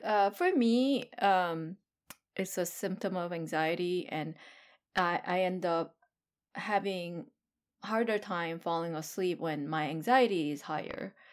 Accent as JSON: {"language": "English", "country": "South Korea", "moved": "yes", "lives_now": "United States", "said": "I am hundred percent Korean."}